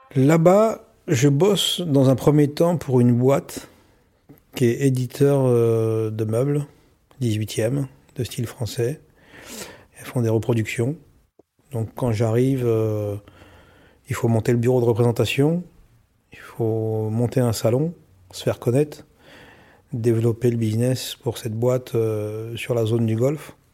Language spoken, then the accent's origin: French; Aubergenville, Île-de-France, France; moved away as an adult; also born or lived in Dubai, United Arab Emirates / Abu Dhabi, United Arab Emirates; je suis né à Aubergenville